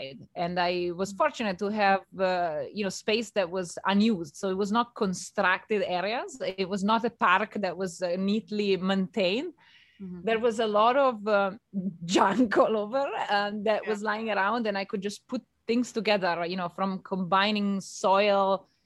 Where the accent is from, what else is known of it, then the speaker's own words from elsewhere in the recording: Italy; moved away; I grew up in Italy